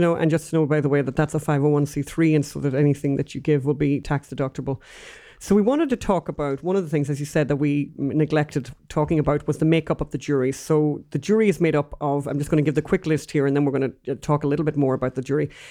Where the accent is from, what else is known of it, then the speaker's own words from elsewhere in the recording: Ireland; now in United States; both being Irish